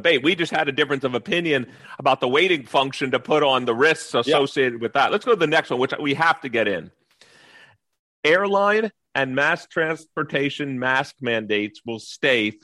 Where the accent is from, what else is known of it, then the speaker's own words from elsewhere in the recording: New York, United States; moved away; I grew up in New York